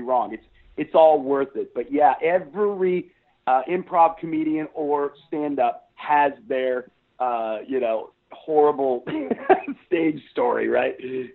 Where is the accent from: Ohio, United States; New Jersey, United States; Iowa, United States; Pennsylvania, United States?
Ohio, United States; Columbus; moved away as an adult; now in Texas, United States; I grew up in Ohio